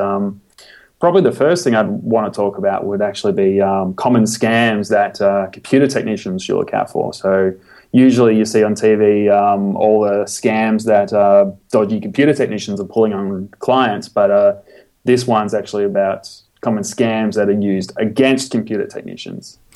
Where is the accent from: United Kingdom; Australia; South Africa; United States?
Australia; I'm an Australian computer technician